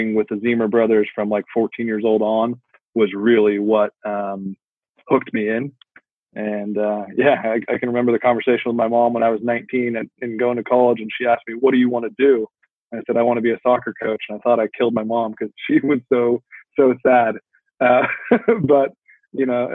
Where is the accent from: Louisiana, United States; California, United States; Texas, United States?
California, United States; Sacramento; I grew up here in Sacramento